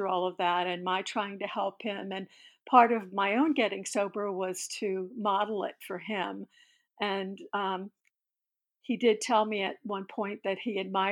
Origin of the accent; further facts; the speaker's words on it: New Orleans, Louisiana, United States; moved away as an adult; now in Pittsburgh, United States; I was born in New Orleans in 1954